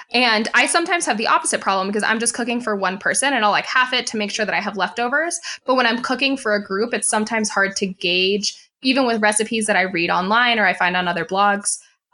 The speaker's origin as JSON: {"language": "English", "region": "Florida", "country": "United States", "moved": "yes", "lives_now": "West Coast, United States", "said": "in Florida, where I'm originally from. Now I live on the West Coast"}